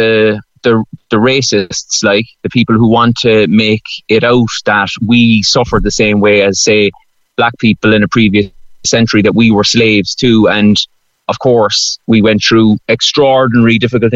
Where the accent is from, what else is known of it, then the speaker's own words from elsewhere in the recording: Cork, Munster, Ireland; I get an awful lot of hassle in Dublin because I'm from Cork.